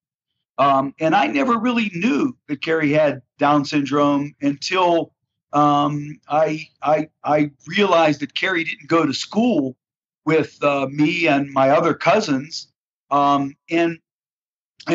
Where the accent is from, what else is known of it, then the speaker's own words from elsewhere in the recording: Pittsburgh, Pennsylvania, United States; I hail from Pittsburgh, Pennsylvania, and grew up here in the Steel City, and still live here